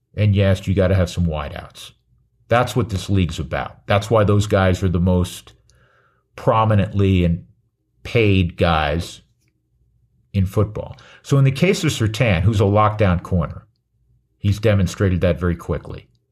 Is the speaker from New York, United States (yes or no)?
yes; New York, United States; I'm from New York